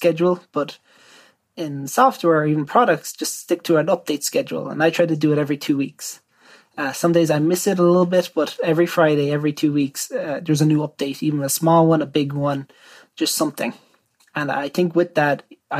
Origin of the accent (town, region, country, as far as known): Ireland